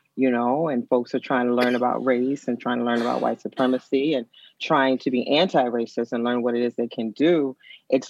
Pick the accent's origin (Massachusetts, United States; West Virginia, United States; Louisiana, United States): Louisiana, United States; New Orleans; moved away; also born or lived in Philadelphia; I grew up dark skinned in New Orleans